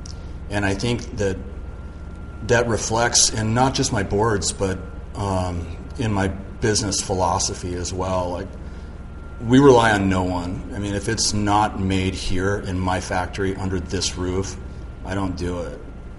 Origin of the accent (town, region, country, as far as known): Malibu, California, United States; born or raised there; also born or lived in San Mateo